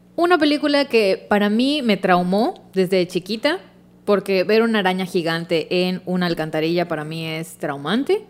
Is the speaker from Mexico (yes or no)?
yes; Mexico; Somos americano, mexicano